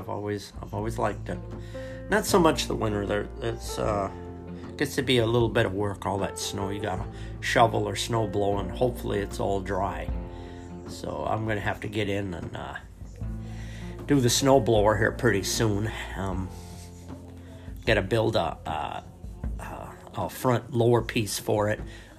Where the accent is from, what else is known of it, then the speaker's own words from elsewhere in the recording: Lowell, Wyoming, United States; also born or lived in Seattle, Washington; I was born in Seattle, Washington, and there's not much of a way of trapping going on up there. I was relocated at an early age to Lowell, Wyoming.